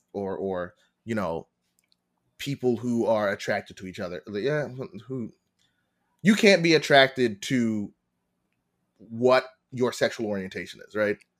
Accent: Long Island, New York, United States; born and raised in Long Island in New York

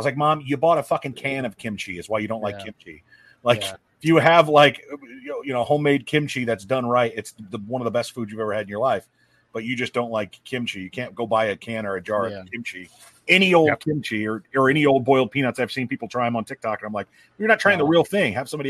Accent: north of the Mason-Dixon line, Northern United States, United States; I'm a Yank from Mason Dixon.

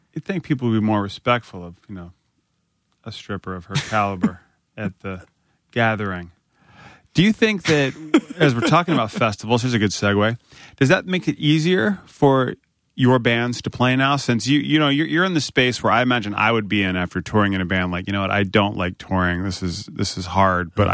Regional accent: Northern Virginia, United States; I grew up in Northern Virginia

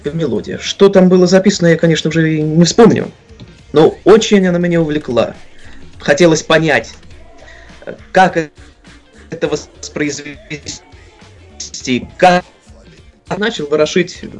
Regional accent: Kursk Oblast, Russia; На данный момент мне 18 лет. Родился и живу я в селе в Курской области.

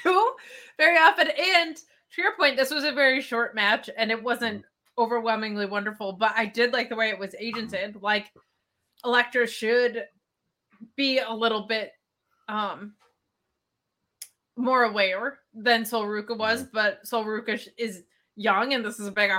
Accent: New Jersey, United States; I am from Jersey. We do diners and malls and not much else

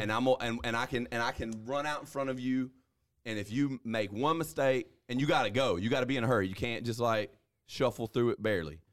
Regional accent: North Alabama, United States; also born or lived in North Mississippi; now in Mississippi, United States; I'm from North Alabama

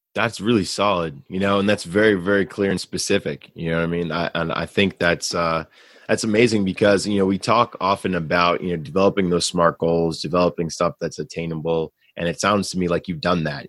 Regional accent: New York City, New York, United States; moved away; I was from New York City

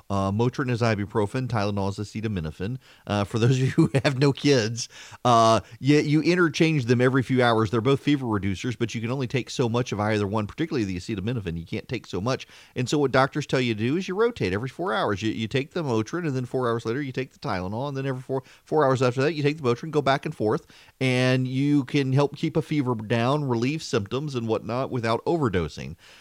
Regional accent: Louisiana, United States; growing up in Louisiana and at L S U

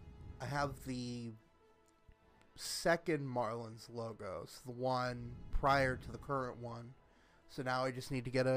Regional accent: Tulsa, Oklahoma, United States; I grew up in Tulsa, Oklahoma

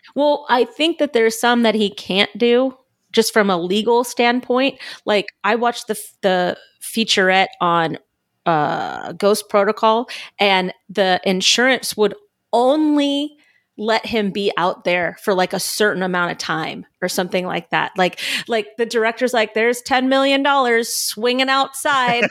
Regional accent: Southern California, United States; moved away; I come from Southern California

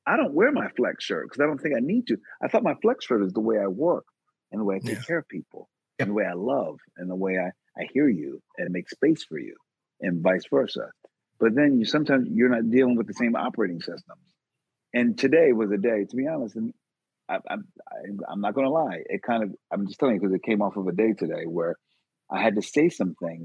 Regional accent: Philadelphia, Pennsylvania, United States; I'm from West Philly in particular. born and raised

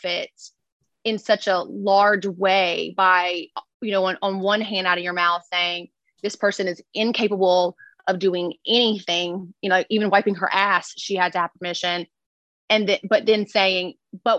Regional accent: Louisiana, United States; I'm from Louisiana.

